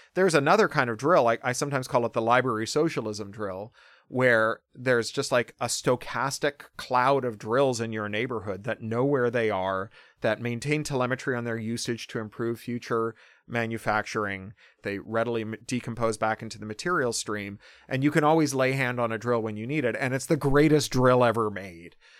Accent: Toronto, Ontario, Canada; born or raised there

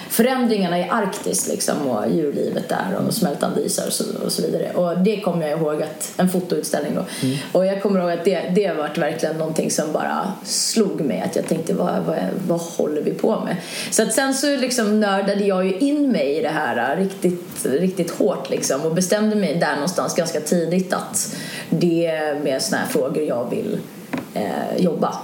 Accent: Sweden; also born or lived in London, United Kingdom; man som svensk

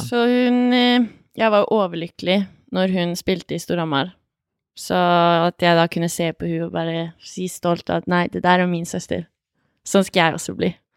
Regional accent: Hamar, Innlandet, Norway; also born or lived in Ringsaker; jeg vokste opp på Hamar vest.

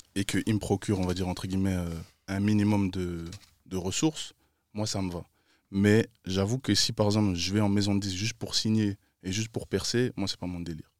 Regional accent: Brussels, Brussels-Capital Region, Belgium; Je viens de BX

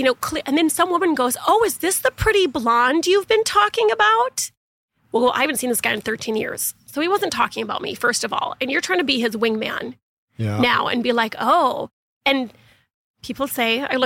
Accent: United States; also born or lived in Los Angeles; I'm American

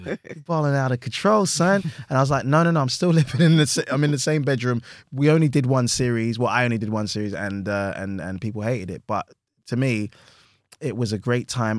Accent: London, United Kingdom; I'm from Hackney

